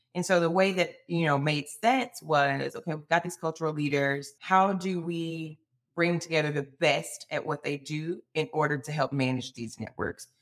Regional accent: Alabama, United States; born and raised in Alabama

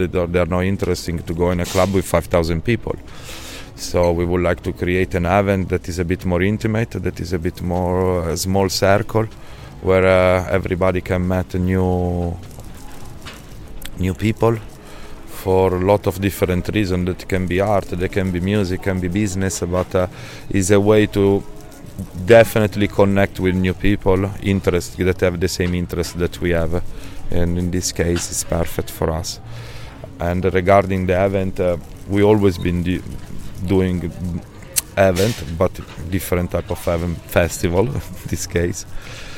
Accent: Milan, Lombardy, Italy; accent: Italian; English is a second language; moved away as an adult; now in Ibiza, Spain; I'm living in Ibiza from 12 years, but I come from Milan. I was born in Milan

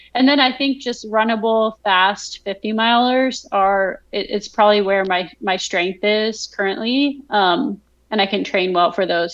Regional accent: Vernon, New Jersey, United States; moved away as an adult; also born or lived in Texas / Kentucky; now in Virginia, United States; my hometown growing up, so Vernon, New Jersey

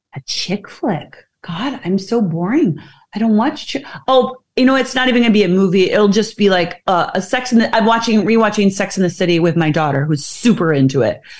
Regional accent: Midwest, United States; I am from the Midwest

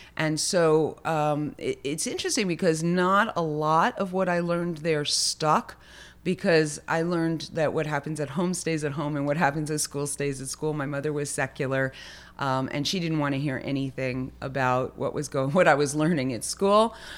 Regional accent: Lakewood, New Jersey, United States; I was actually born in Lakewood

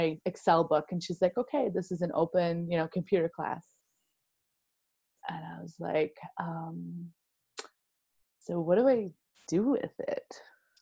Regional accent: Wisconsin, United States; I'm a Wisco girl, born and raised

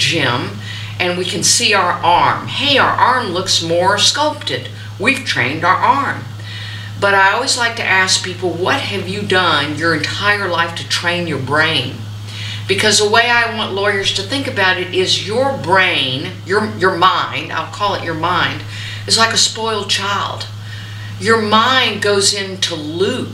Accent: the South, United States; growing up in the South

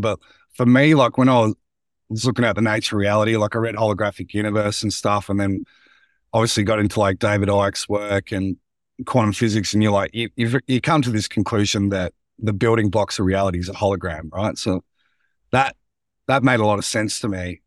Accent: Central Victoria, Australia; growing up in Central Victorian small towns

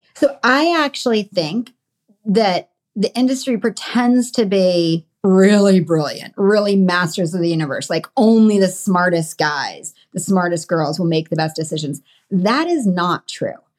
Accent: Connecticut, United States; born or raised there

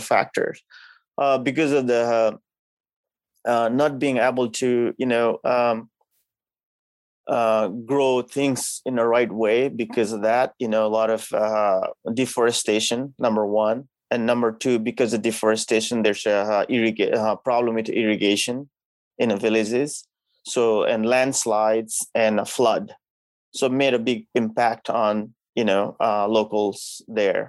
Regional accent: Nepal; now in Ipswich, United States; growing up in a country like Nepal. You know, that's where I'm from

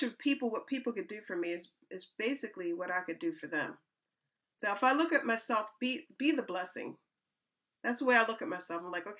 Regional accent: Philadelphia, Pennsylvania, United States; now in United Kingdom; moving to England. I'm coming from Philadelphia, Pennsylvania.

